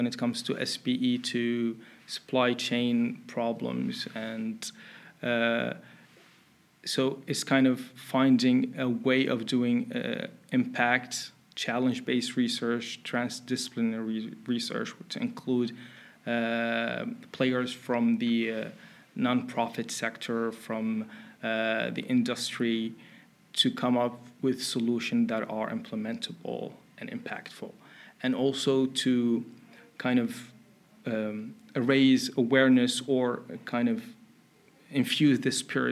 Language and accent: English; Mauritania; also born or lived in Finland; now in Netherlands; I'm originally from Mauritania. It's a country in West Africa.